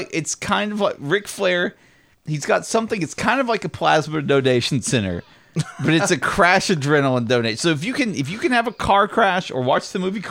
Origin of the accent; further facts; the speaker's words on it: Knoxville, Tennessee, United States; born or raised there